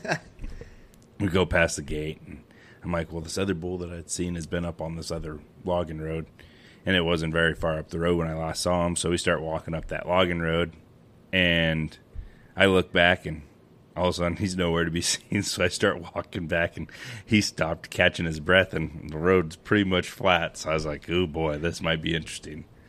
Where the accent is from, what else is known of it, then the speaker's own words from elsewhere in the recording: Western Montana, United States; now in Scobey, United States; I'm originally from Western Montana, but now I live in the beautiful town of Scobie, Montana